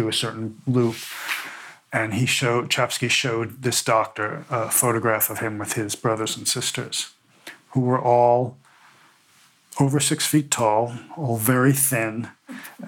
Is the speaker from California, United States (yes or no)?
no; New York, United States; also born or lived in India; my parents, where I grew up in New York